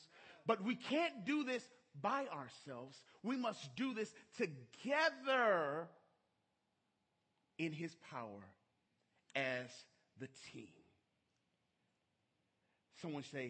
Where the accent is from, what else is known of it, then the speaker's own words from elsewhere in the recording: Minnesota, United States; now in Sacramento, United States; I was raised in Minnesota.